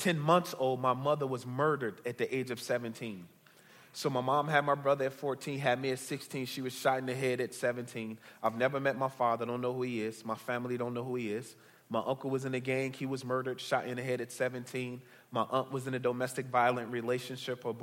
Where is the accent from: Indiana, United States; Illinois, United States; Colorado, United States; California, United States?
Illinois, United States; Chicago; I'm originally from Chicago, born and bred. I grew up on the south side of Chicago